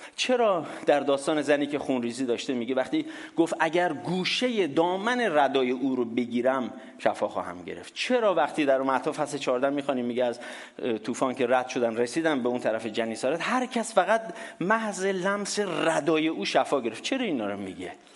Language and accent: Persian; Iran; ماها که در دورهای قدیمتر ایران بزرگ شدیم